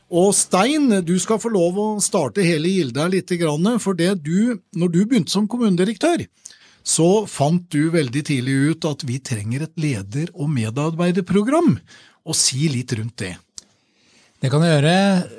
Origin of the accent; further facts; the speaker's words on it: Åmot, Innlandet, Norway; moved away; jeg er jo fra Åmot sjøl og har kommet tilbake igjen